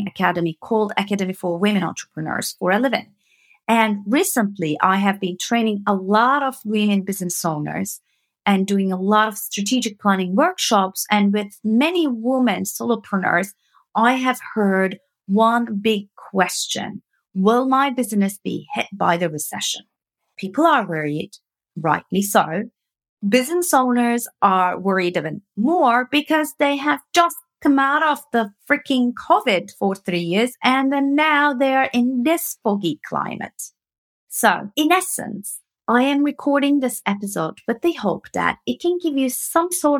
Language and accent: English; Turkey; moved away as an adult; now in United Kingdom; I'm coming from Turkey